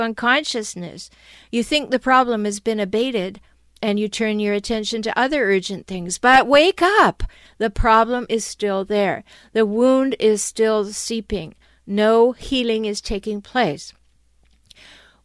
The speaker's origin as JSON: {"language": "English", "country": "Canada", "moved": "yes", "lives_now": "San Diego, United States", "said": "I'm Canadian and I live in San Diego"}